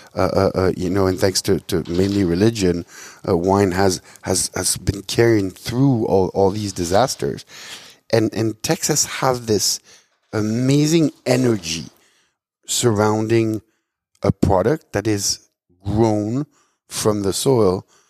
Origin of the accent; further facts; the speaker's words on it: Switzerland; moved away as an adult; I was born and raised in Switzerland.